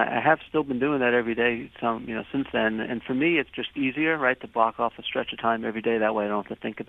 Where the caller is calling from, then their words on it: New York City, New York, United States; I'm calling from the peaceful streets of Times Square in New York City this morning.